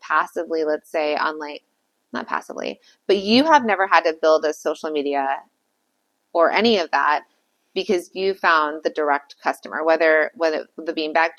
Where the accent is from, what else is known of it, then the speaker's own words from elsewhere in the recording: Calabasas, California, United States; Yeah. I'm from Calabasas.